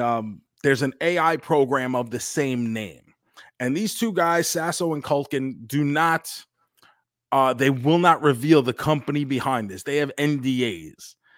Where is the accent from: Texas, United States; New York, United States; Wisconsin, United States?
New York, United States; when we grew up in New York